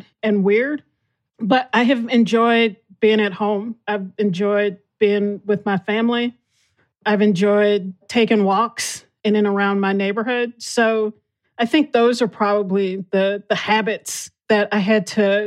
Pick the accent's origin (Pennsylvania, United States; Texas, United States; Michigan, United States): Texas, United States; I'm from Texas